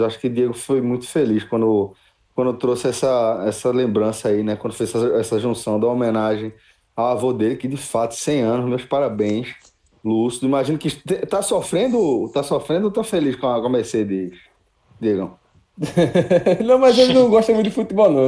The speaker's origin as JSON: {"language": "Portuguese", "country": "Brazil", "said": "a gente como brasileiro"}